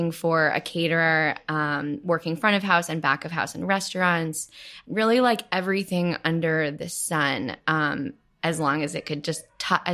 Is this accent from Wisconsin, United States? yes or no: no; Cincinnati, Ohio, United States